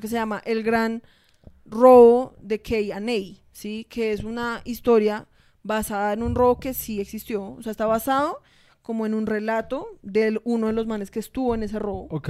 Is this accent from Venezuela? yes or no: no; Colombia